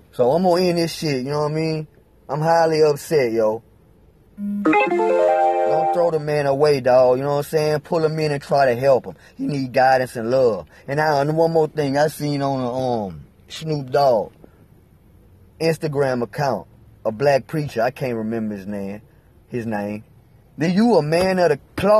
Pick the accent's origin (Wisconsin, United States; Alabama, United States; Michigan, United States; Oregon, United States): Alabama, United States; I'm from Alabama